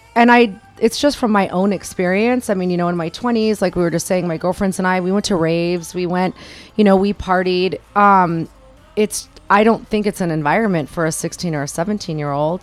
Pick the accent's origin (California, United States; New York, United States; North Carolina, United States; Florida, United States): California, United States; Sacramento; now in Las Vegas, United States; I grew up in, born and raised in Sacramento, California.